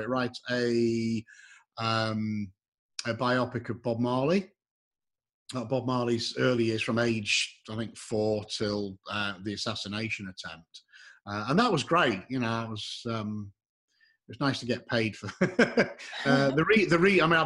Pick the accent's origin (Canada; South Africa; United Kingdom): United Kingdom; Yorkshire and the Humber; now in Texas, United States; I'm from Yorkshire